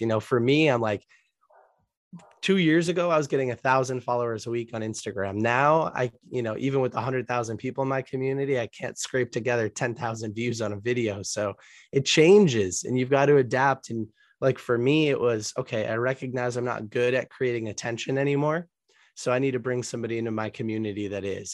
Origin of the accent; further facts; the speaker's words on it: United States; also born or lived in Boston, Massachusetts area / Colombia; I was born in the United States